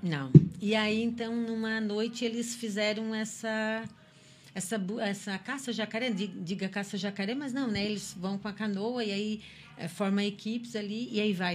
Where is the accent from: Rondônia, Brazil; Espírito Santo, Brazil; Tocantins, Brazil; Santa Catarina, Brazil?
Santa Catarina, Brazil; Criciúma; eu sou de Criciúma